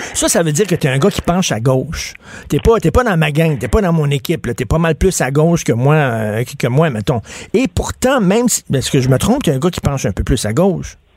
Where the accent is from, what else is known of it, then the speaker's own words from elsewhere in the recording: Quebec, Canada; Les Québécois, nous autres